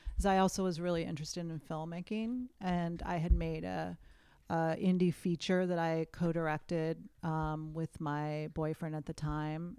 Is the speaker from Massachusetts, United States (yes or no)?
yes; Western Massachusetts, United States; moved away as an adult; also born or lived in Boston; now in Los Angeles, United States; where I grew up in Western Mass was about a three-hour train ride from New York City